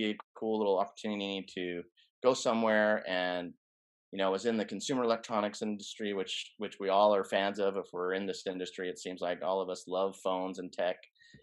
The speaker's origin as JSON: {"language": "English", "region": "Colorado", "country": "United States", "tie": "born or raised there", "moved": "as an adult", "lives_now": "California, United States", "said": "I grew up in Colorado, so that's kind of where my base was"}